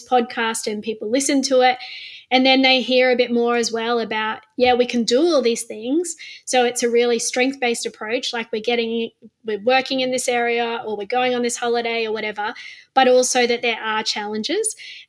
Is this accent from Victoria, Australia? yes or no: no; Queensland, Australia; as a Queenslander